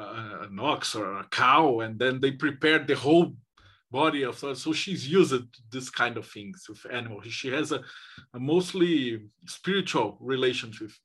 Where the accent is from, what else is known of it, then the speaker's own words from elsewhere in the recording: Brazil; I'm from Brazil